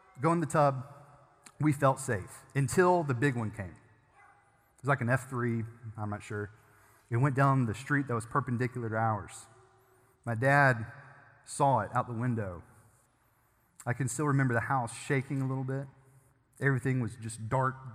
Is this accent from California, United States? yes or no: no; Germantown, Tennessee, United States; I grew up in Germantown